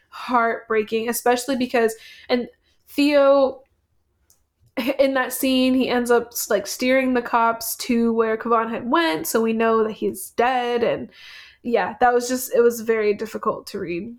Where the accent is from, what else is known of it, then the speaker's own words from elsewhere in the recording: United States; I was born in America and an American citizen